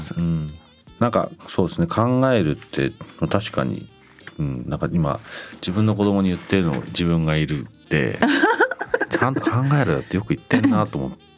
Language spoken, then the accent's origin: Japanese; Tokyo, Japan; also born or lived in London; 僕日本だと東京で生まれて東京育った